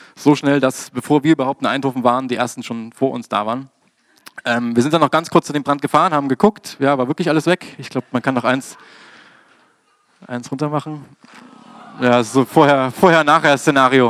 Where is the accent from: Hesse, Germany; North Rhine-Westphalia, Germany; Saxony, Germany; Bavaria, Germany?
Saxony, Germany; Dresden; in meiner Heimatstadt Dresden